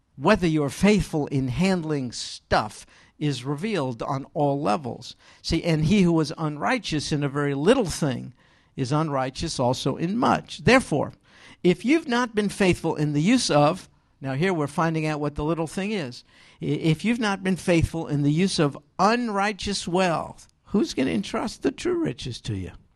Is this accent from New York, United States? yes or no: yes; New York, United States; I'm from New York